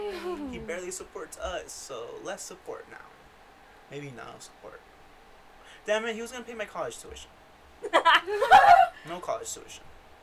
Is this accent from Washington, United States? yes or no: yes; Yakima, Washington, United States; born there; Yeah, I was born in Washington. Fun fact, I was born in Yakima, Washington.